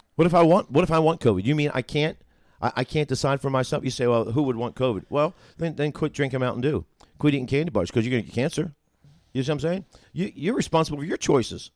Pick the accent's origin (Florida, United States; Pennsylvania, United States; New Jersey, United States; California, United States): New Jersey, United States; also born or lived in Carneys Point, New Jersey / Mickleton, New Jersey; now in Union, Missouri, United States; growing up in New Jersey